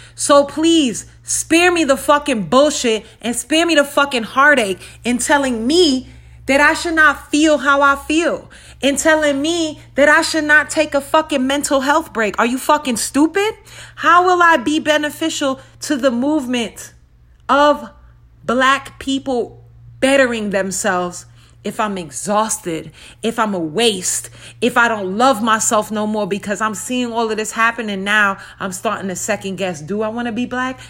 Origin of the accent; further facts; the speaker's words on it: New York City, New York, United States; now in Las Vegas, United States; I'm from Brooklyn.